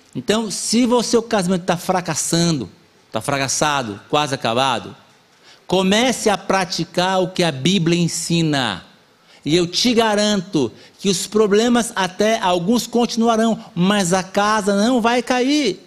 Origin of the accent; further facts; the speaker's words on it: Amazonas, Brazil; Eu sou do Amazonas, né? E lá na minha terra tem o negócio da canoa